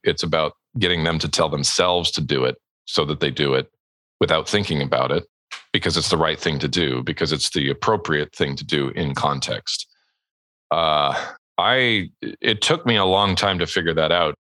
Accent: Southern California, United States; moved away as an adult; also born or lived in Edmonton, Alberta, Canada; we emigrated to the United States and to Southern California specifically, uh, where I lived for the next 13 years until I was a young man

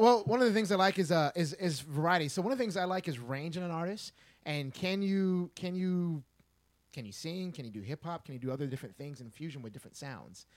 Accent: Texas, United States; I'm born and raised in Texas

